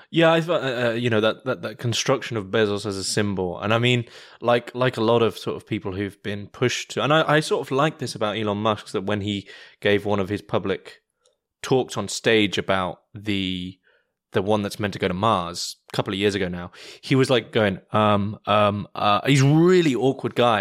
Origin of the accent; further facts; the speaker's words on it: United Kingdom; I'm British